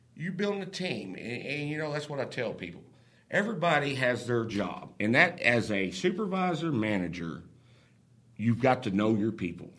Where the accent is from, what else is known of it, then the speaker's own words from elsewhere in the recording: Oklahoma, United States; moved away as an adult; I'm originally from Oklahoma